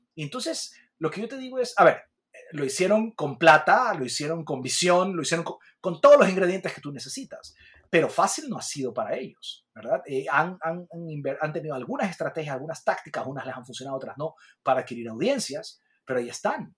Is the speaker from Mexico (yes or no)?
no; Ecuador